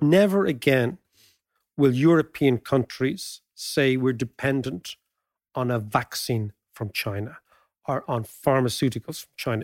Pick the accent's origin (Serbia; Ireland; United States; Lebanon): Ireland; as Irish people